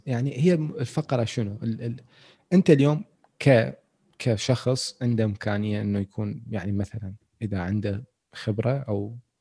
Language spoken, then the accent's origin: Arabic; Iraq; عندنا بالعراق